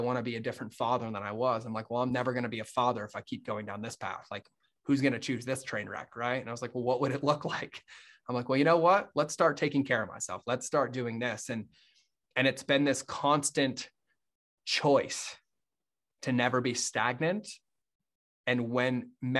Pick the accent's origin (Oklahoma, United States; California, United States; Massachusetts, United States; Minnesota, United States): Massachusetts, United States; moved away as an adult; I grew up in Massachusetts